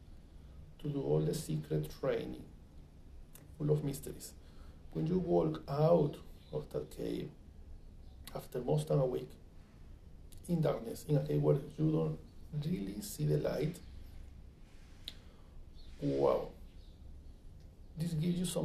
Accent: Venezuela; moved away as an adult; now in United States; when I come from Venezuela

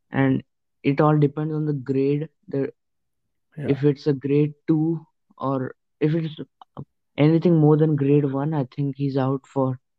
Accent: Maharashtra, India; So yeah, yeah I'm actually from Maharashtra

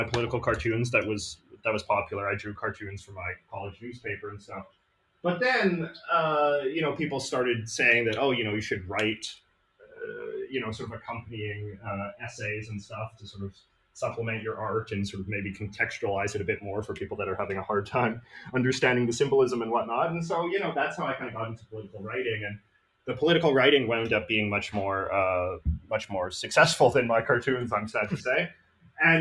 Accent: Vancouver, British Columbia, Canada; I'm from Vancouver, British Columbia

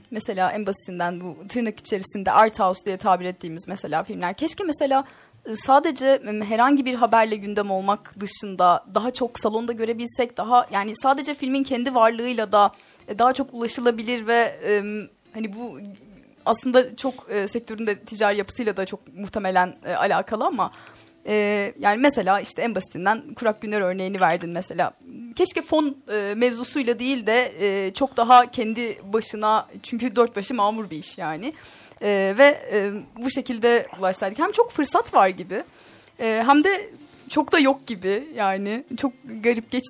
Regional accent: Kelkit, Gümüşhane Province, Turkey; ben Gümüşhaneliyim mesela hmm. Hocam Bey. orada e, Gümüşhane'nin küçük bir ilçesindenim hmm. aslında Kelkit'tenim.

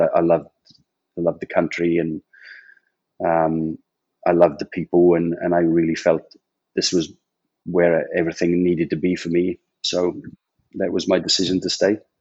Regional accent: Port Talbot, Wales, United Kingdom; I was born in a place called Port Talbot

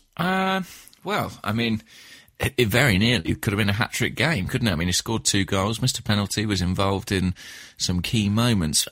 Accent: Watford, East of England, United Kingdom; my hometown, uh, of Watford

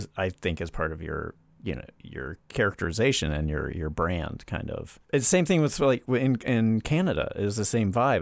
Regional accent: the South, United States; as a Southerner

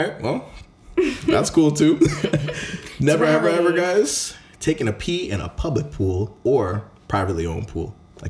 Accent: Jamaica; I am Jamaican

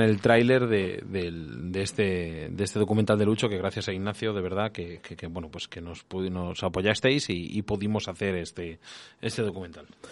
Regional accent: Castile and León, Spain; yo soy de Castilla León

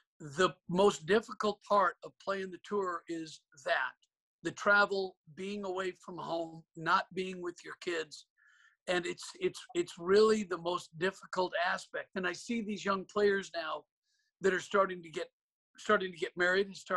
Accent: Portland, Oregon, United States; I grew up in Portland with my father as my teacher

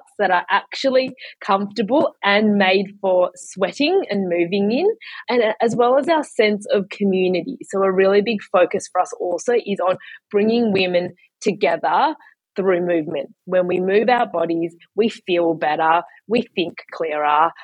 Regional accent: Melbourne, Victoria, Australia; moved away as an adult; also born or lived in China; now in Sydney, Australia; I grew up in Kew.

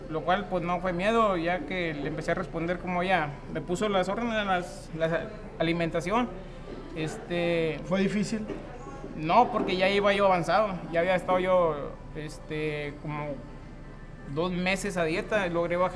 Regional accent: Nava, Coahuila, Mexico; soy originario de Nava, Coahuila.

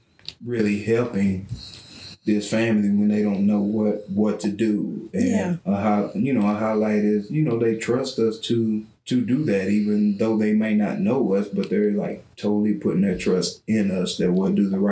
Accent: Brownwood, Texas, United States; we're from Brownwood

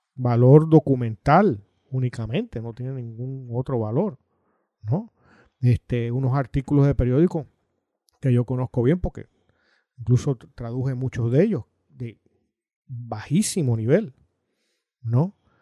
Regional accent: Puerto Rico; El resto de los puertorriqueños no existimos

